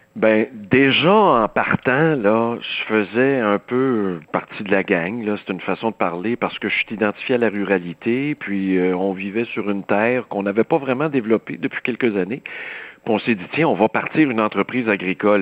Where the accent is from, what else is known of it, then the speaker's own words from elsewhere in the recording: Saint-Rémi, Quebec, Canada; je viens d'un milieu rural, là, je peux t'en parler des suicides dans le rang Saint-Paul, chez nous à Saint-Rémy